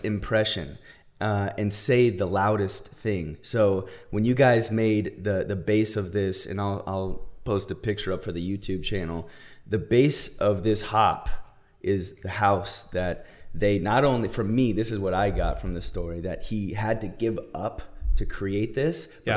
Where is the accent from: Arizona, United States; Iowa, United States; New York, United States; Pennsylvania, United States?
Arizona, United States; now in California, United States; I grew up in Arizona, so we went shooting, hunting, all